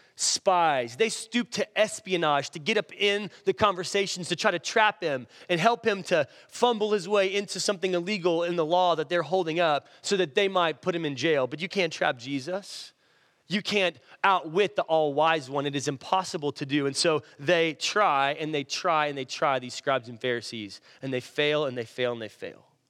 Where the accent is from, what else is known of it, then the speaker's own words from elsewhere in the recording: Irving, Texas, United States; where I grew up in Irving